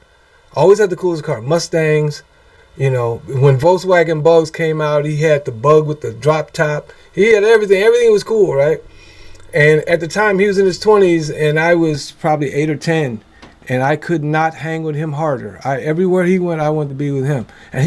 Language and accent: English; Memphis, Tennessee, United States; moved away; growing up in Memphis, Tennessee has its own share of advantages and disadvantages. Depends on how you look at it. For me personally, by being born the son of a Baptist minister and consummate minister's wife